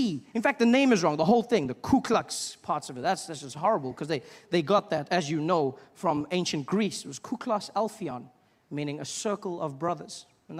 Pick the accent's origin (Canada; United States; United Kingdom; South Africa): South Africa; I grew up in South Africa during a time known as apartheid.